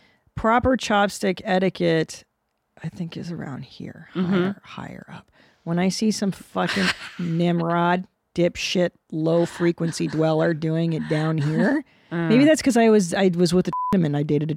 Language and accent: English; Canada; I was born in Canada.